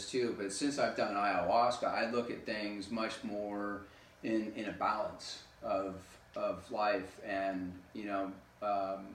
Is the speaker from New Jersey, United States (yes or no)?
no; California, United States; also born or lived in Rosenheim, Germany / Bad Aibling, Germany / Brazil; I lived there for 8 years, and then my parents moved back to the States, back to California, and I've been here basically ever since